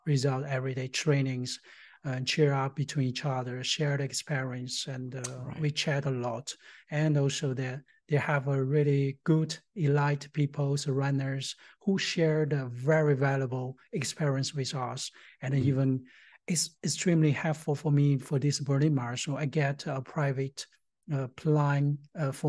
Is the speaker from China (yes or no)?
yes; Tianjin, China; moved away as an adult; also born or lived in India / Singapore; now in Germany; I was born in Tianjin, China